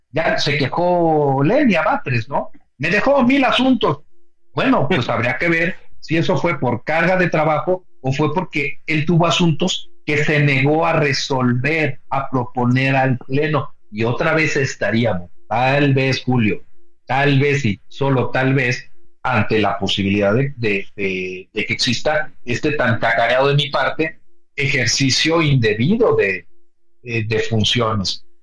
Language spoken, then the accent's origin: Spanish; Mexico